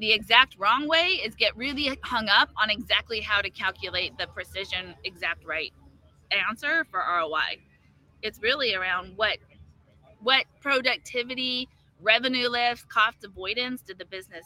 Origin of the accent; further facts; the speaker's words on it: California, United States; I'm from California